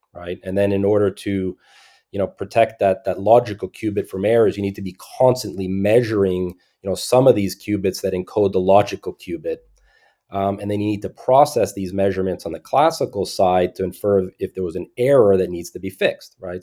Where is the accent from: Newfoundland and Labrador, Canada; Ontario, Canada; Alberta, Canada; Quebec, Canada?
Quebec, Canada; Montreal; I grew up mostly in Montreal, Montreal, Canada